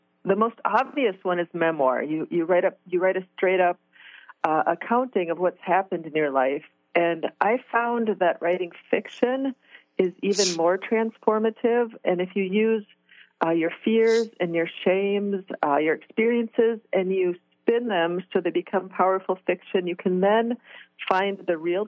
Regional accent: Midwest, United States; I was raised in the Midwest

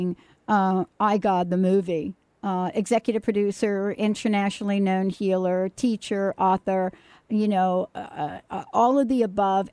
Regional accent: New York City, New York, United States; moved away; I'm a girl from the Bronx, New York.

